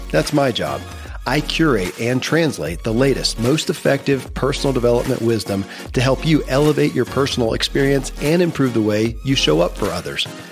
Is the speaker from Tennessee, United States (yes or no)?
no; Kentucky, United States; born or raised there